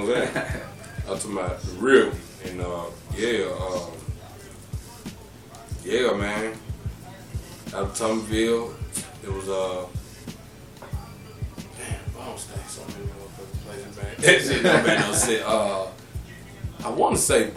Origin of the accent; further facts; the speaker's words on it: Atlanta, Georgia, United States; also born or lived in East Point, Georgia; Atlanta, Georgia. Shit, we're going to say 30313. You know what I'm saying? 448 Fulton Street